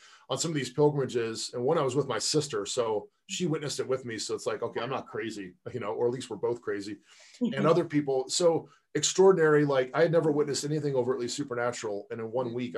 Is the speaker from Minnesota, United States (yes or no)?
no; Pasadena, California, United States; also born or lived in Palos Verdes, California / Silicon Valley; I grew up in Southern California in Pasadena